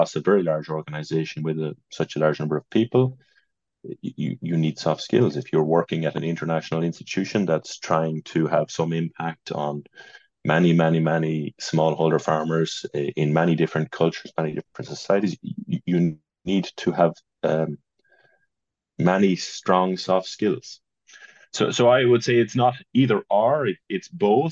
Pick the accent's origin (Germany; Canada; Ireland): Ireland; Roscommon, Connacht; moved away; the one that we grew up in Roscommon